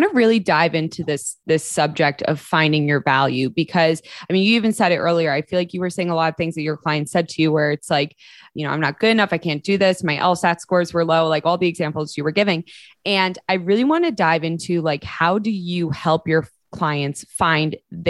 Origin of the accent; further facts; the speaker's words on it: New Jersey, United States; accent: New Jersey; Then I'm in New Jersey for a week and I'm back to my New Jersey accent.